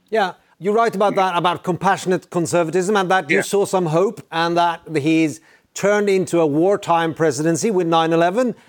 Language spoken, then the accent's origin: English; Norway; I'm from Norway